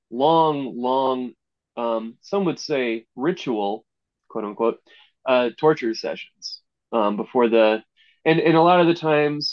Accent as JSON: {"language": "English", "country": "United States", "tie": "born or raised there", "said": "We're fairly recent to America"}